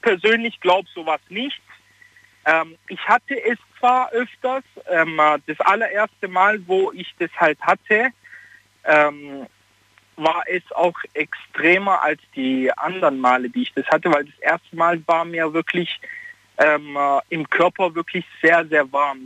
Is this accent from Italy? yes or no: yes; Italy; ich bin Italiener und bei uns gibt es auch so dieses Aberglaube